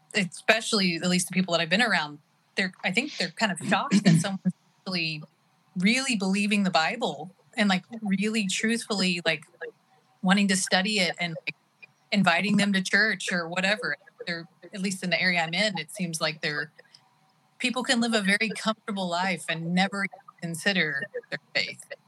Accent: Oklahoma, United States; now in California, United States; born and raised in Oklahoma

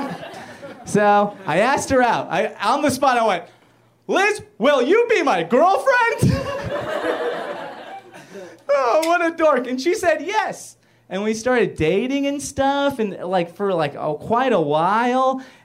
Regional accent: Inglewood, California, United States; I grew up in Inglewood

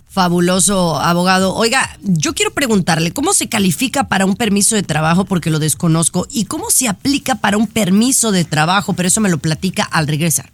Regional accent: Mexico; Yo soy mexicana

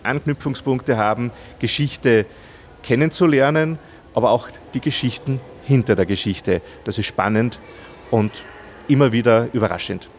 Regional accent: Heimat, Upper Austria, Austria; also born or lived in Salzburg; vor einigen Jahren bin ich über den Umweg Salzburg, Kooperationsredaktion der Kirchenzeitungen, wieder zu meinen Anfängen in meine Heimat zurückgekehrt

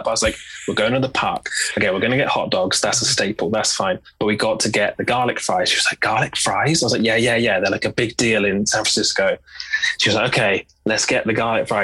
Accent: United Kingdom; as a British fan

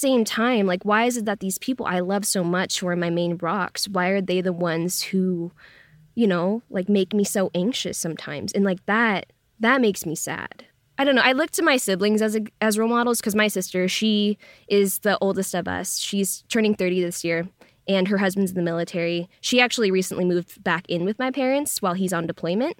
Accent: Lynnwood, Washington, United States; moved away as an adult; also born or lived in Brooklyn, New York; now in Los Angeles, United States; I come from Linwood, Washington, which is in the same county of the first reported COVID case in the U.S.

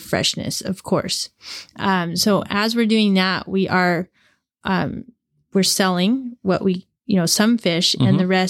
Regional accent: Seattle, Washington, United States; Well, Rich and I grew up in the Seattle area in mm-hmm. Puget Sound.

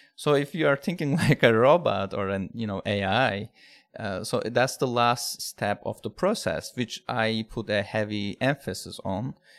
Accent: Turkey; now in United States; I'm from, I'm originally from Turkey, but living in United States now

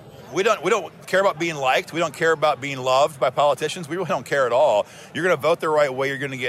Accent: Iowa, United States; I'm from Iowa, but work in Iowa and Missouri as well

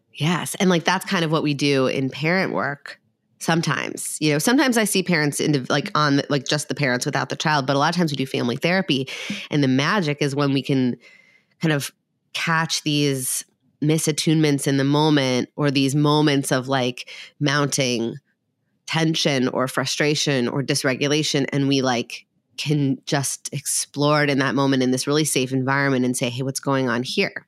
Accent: Minnesota, United States; I'm from Minnesota

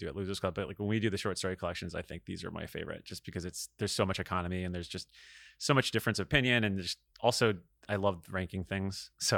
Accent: Florida, United States; I think it's more Florida, which is actually ironic considering I'm actually from Florida.

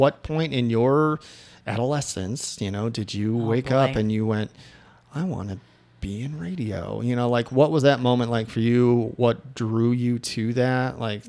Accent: Chicago, Illinois, United States; I'm from Chicago originally.

